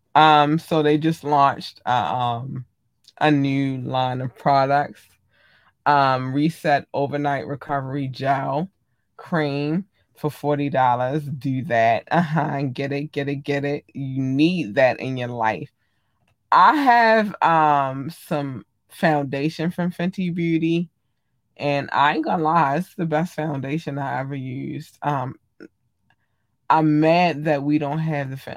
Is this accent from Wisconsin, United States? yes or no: no; Baltimore, Maryland, United States